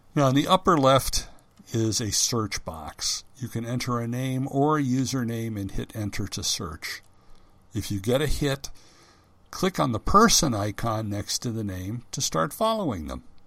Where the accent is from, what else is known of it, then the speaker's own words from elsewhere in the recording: United States; first language English; I'm an American